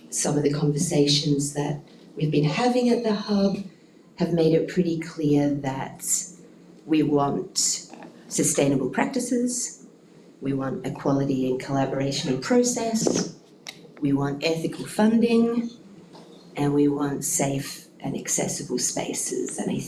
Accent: Western Australia, Australia; As a community, as a sector, as West Australian makers.

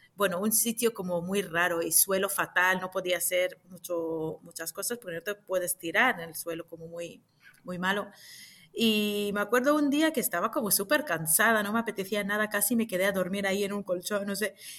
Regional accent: Jerusalem, Israel; moved away as an adult; now in Madrid, Spain; Nací en Jerusalén hace unos cuantos años

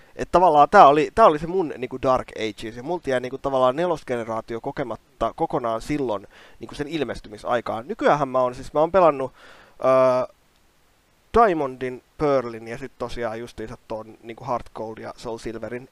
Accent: Kouvola, Kymenlaakso, Finland; mähän tulen Kouolasta

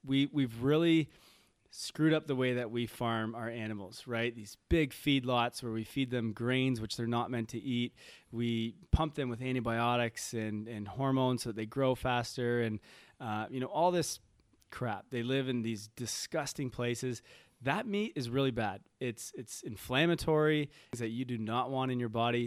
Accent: Toronto, Ontario, Canada; moved away; I'm from Toronto

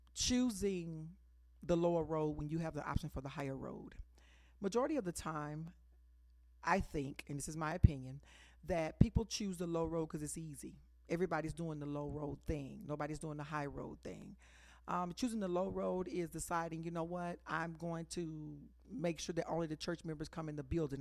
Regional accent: Dallas, Texas, United States; I'm originally from Oak Cliff, Texas

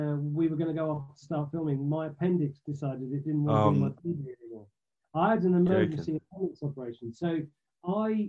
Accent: Essex, East of England, United Kingdom; I grew up in Essex

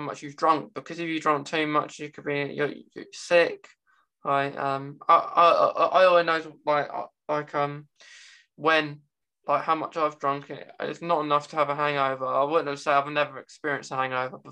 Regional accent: United Kingdom; over in the UK, we don't have states, we have like cities and towns

